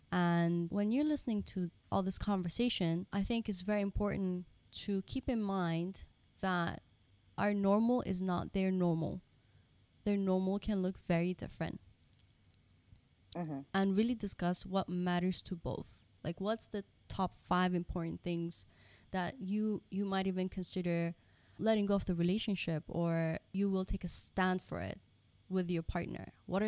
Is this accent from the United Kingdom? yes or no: no; Dubai, United Arab Emirates; So like we mentioned earlier, like we are Japanese Pakistani, but we were brought up in Dubai.